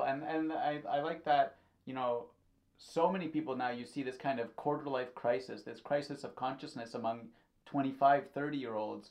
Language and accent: English; Thornhill, Ontario, Canada; I grew up in Thornhill